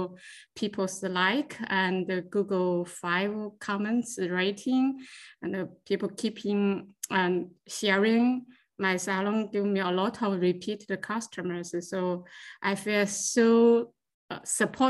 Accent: China; moved away as an adult; also born or lived in Beijing, China; now in Fredericton, Canada; I was born in China.

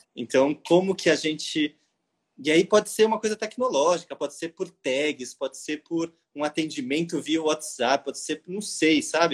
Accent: São Paulo, Brazil; now in Rio de Janeiro, Brazil; eu sou de São Paulo e vim morar no Rio

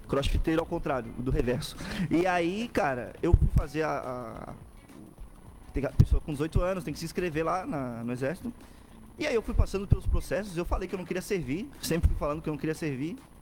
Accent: São José, Santa Catarina, Brazil; also born or lived in Florianópolis; eu nasci em Floripa, moro em São José a vida inteira

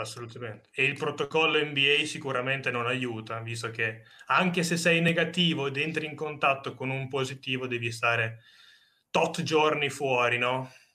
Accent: Bologna, Emilia-Romagna, Italy; siamo di Bologna

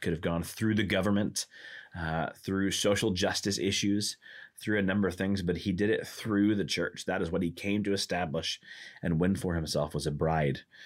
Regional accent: Arkansas, United States; also born or lived in Michigan / Indiana; now in Milwaukee, United States; I grew up in Arkansas, which has no professional sports teams of any kind

